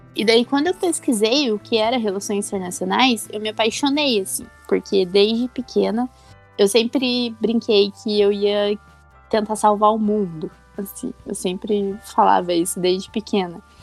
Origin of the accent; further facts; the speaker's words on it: Santo Antônio da Platina, Paraná, Brazil; now in Curitiba, Brazil; eu sou do interior do Paraná, numa cidadezinha lá de Santo Antônio da Platina